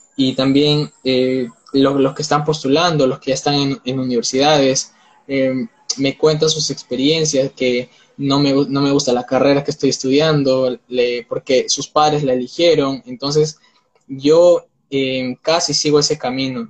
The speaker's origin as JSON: {"language": "Spanish", "country": "Peru", "said": "tengo 19 años, soy de Perú"}